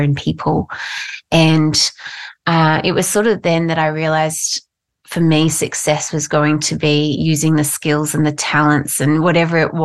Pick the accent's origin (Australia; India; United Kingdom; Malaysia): Australia; Mackay, Queensland; I grew up in North Queensland, actually, in Mackay